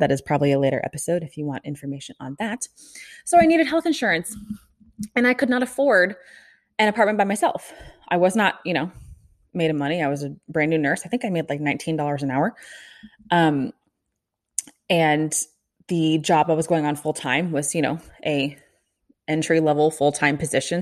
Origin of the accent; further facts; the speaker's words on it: Kansas City, United States; moved away as an adult; also born or lived in Omaha, Nebraska; I am from Kansas City, grew up there